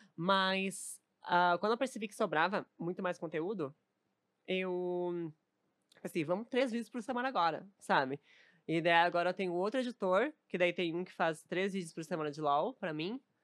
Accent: Novo Hamburgo, Rio Grande do Sul, Brazil; moved away as an adult; also born or lived in Porto Alegre; now in São Paulo, Brazil; sou de Novo Hamburgo que é pertinho, assim, 40 quilômetros, bem pertinho

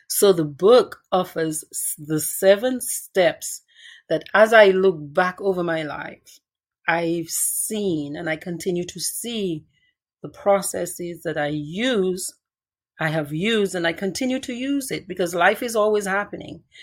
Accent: Cottage, Dominica; moved away as an adult; now in United States; I grew up in Dominica

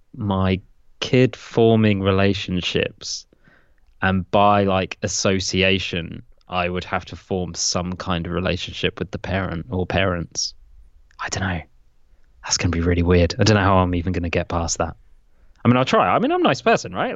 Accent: England, United Kingdom; I will pronounce them as an Englishman would

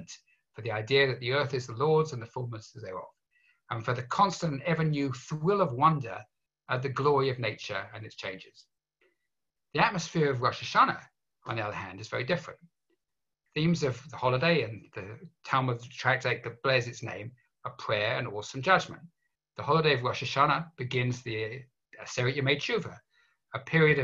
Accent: England, United Kingdom; growing up in England

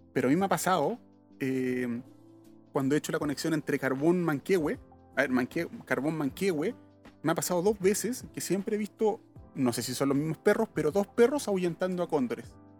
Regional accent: Santiago, Santiago Metropolitan Region, Chile; somos santiaguinos y vivimos en un sector céntrico

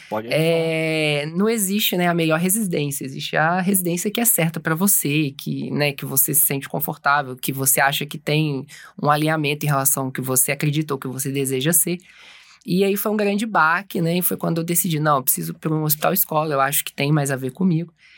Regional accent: Juiz de Fora, Minas Gerais, Brazil; moved away as an adult; also born or lived in Belo Horizonte / São Paulo; eu sou de Juiz de Fora mesmo. Eu fiz a faculdade de Juiz de Fora

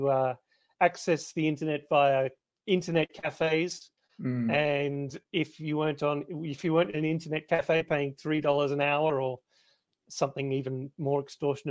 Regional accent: Melbourne, Victoria, Australia; moved away as an adult; I grew up in Australia. Well, I grew up in Melbourne, where I am now

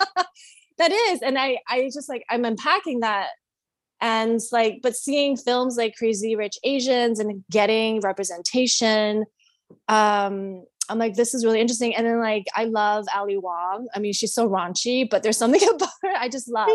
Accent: Canada; now in United States; I grew up in Canada

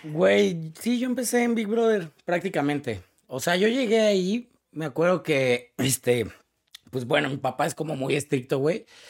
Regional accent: Cuautitlán Izcalli, State of Mexico, Mexico; Yo, yo soy de Iscali, que significa tu casa entre los árboles

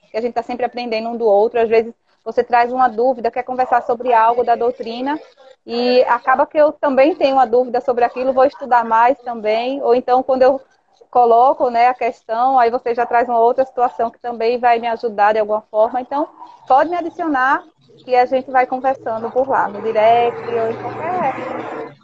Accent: Recife, Pernambuco, Brazil; aqui da minha terra, né? Eu sou de Recife

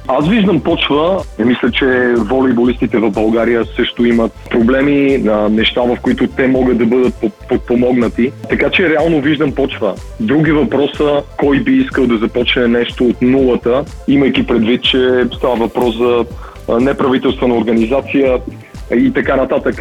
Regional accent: Madrid, Community of Madrid, Spain; also born or lived in Sofia, Bulgaria; роден съм в София, 85-та година. С родителите ми се премествам в Мадрид, като аз съм на 8 годинки.

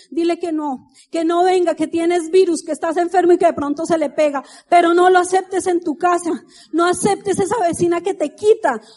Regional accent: Colombia; moved away; café, dicen ustedes, pero nosotros decimos tinto.

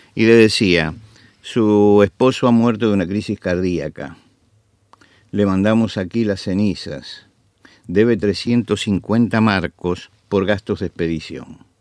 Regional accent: Argentina

